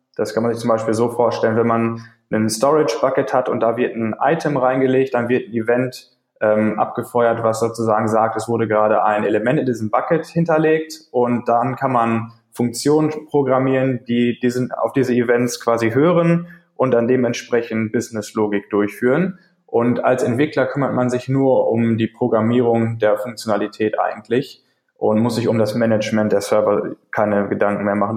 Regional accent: Paderborn, North Rhine-Westphalia, Germany; ich komme aus Deutschland, aus Paderborn, um genau zu sein

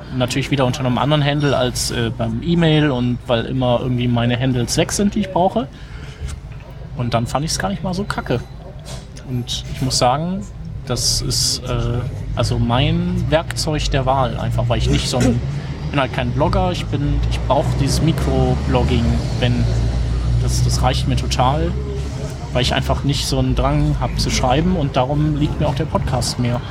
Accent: Düsseldorf, North Rhine-Westphalia, Germany; als Düsseldorfer

